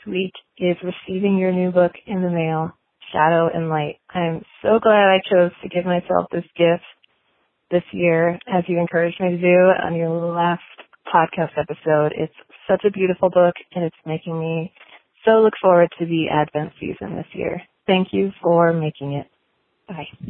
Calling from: Lake Forest, Illinois, United States; I'm calling from Lake Forest, Illinois

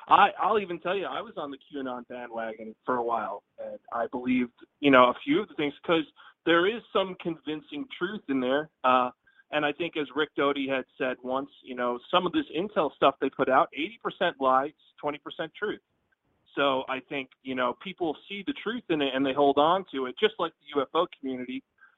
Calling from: Pennsylvania, United States; from Pennsylvania.

